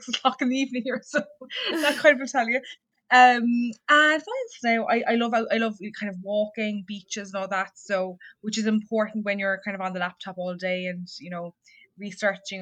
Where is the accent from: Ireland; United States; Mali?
Ireland; south of Ireland; probably from the accent, I'm not from the US. I'm from Ireland, so I'm from the south of the country.